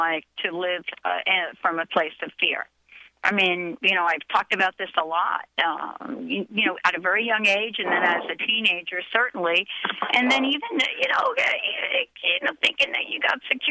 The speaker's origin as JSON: {"language": "English", "region": "New York", "country": "United States", "tie": "born or raised there", "said": "I grew up in New York, in the Bronx"}